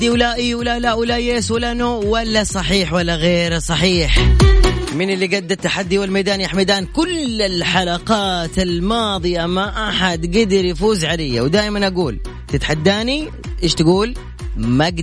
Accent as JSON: {"language": "Arabic", "town": "Mecca", "region": "Makkah Province", "country": "Saudi Arabia", "said": "انا من مكه"}